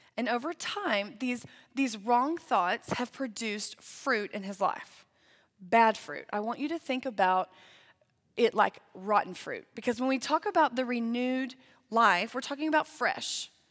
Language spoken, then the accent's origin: English; Lindale, Texas, United States; moved away as an adult; now in Amarillo, United States; I grew up in East Texas in the Tyler area, but the actual town was called Lindale